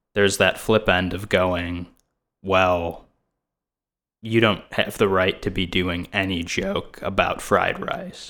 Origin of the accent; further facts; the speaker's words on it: India; now in Los Angeles, United States; another Indian comedian